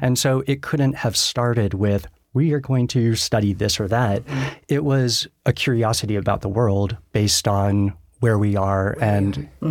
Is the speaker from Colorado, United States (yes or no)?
yes; Denver, Colorado, United States; born and raised in Denver